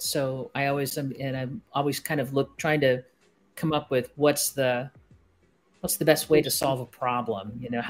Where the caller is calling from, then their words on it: San Carlos, California, United States; I am coming to you from San Carlos, California, which is near San Francisco.